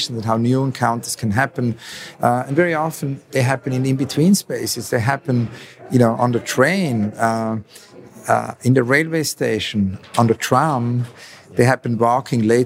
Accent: Switzerland; I grew up in Switzerland

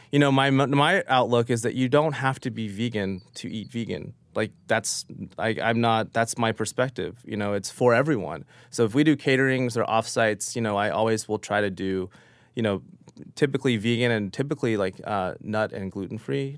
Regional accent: Oklahoma, United States; now in New York, United States; growing up in Oklahoma

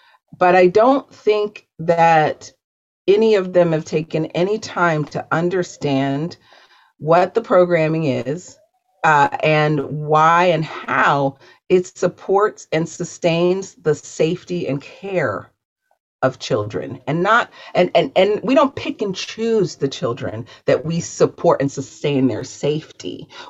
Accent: Baltimore, Maryland, United States; I'm from Baltimore.

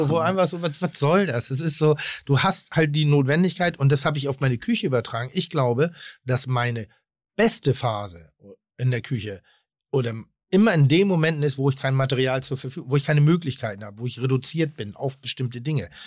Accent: Pinneberg, Schleswig-Holstein, Germany; Ich komme jetzt nicht vom Dorf, aber ich komme aus Pinneberg. Und wir hatten ich sag mal, 25 coole Leute in meiner Altersgruppe.

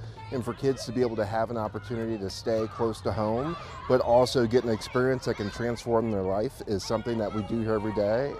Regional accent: St. Louis, Missouri, United States; I grew up on Clarence, right at Labadie and Ashland.

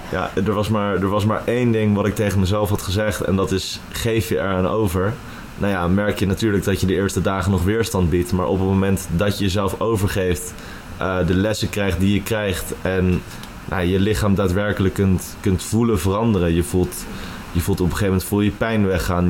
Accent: Huizen, North Holland, Netherlands; moved away as an adult; also born or lived in Amsterdam; Ik kom oorspronkelijk uit Huizen en uh, woon alweer zes jaar in Amsterdam

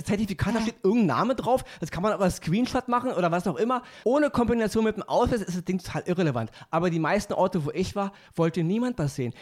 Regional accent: Berlin, Germany; ich komme aus Berlin

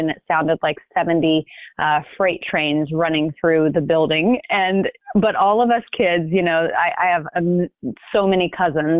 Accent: Hoover, Alabama, United States; now in California, United States; I grew up in Birmingham, Alabama, in a suburb called Hoover.

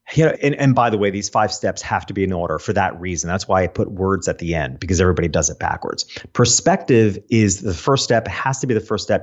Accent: Hopewell Junction, New York, United States; I grew up in a town called Hopewell Junction

